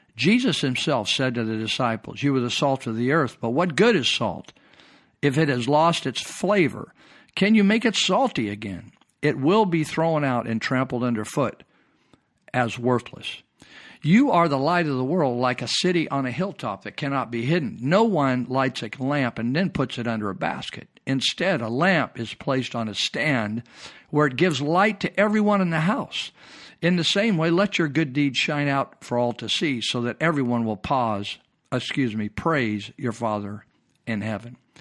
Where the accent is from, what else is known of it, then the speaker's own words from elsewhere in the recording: United States; As American